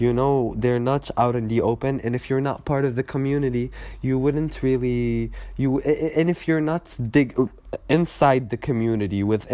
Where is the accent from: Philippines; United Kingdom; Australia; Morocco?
Morocco; Casablanca, Casablanca-Settat; now in Kenitra, Morocco; back in my hometown, back in Kaza